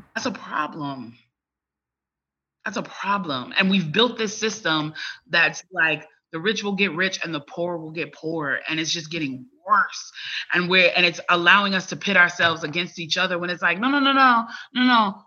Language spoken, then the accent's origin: English; Chicago, Illinois, United States; moved away as an adult; now in Atlanta, United States; as a child, I grew up in Chicago